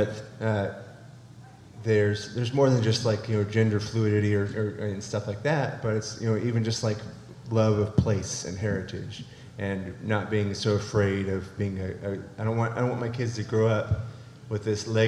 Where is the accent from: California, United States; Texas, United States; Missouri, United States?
California, United States; also born or lived in Arkansas; now in Dardanelle, Arkansas, United States; I'm originally from California